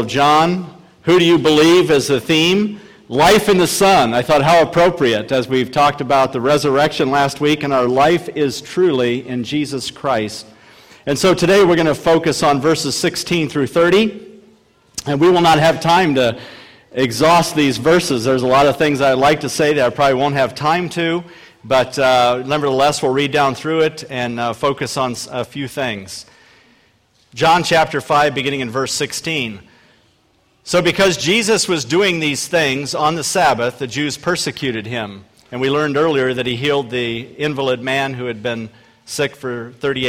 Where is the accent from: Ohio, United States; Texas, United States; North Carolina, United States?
Ohio, United States; Akron; I was a bread salesman in my hometown, Akron, Ohio